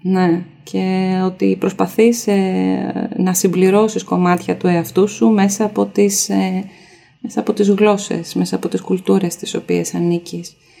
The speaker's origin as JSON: {"language": "Greek", "country": "Greece", "said": "Γιατί είμαι από την Ελλάδα, έχω δύο γονείς από την Ελλάδα"}